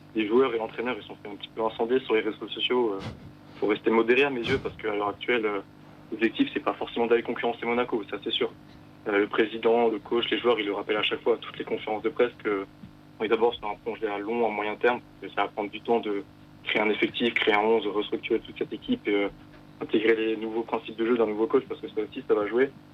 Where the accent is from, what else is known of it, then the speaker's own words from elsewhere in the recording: Strasbourg, Grand Est, France; en tant que Strasbourgeois